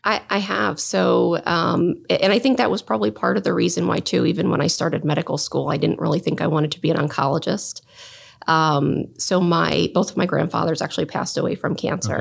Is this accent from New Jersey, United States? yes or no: yes; southern New Jersey, United States; moved away as an adult; also born or lived in Hartford, Connecticut; now in Columbus, United States; I grew up in southern New Jersey, um, right outside of Philadelphia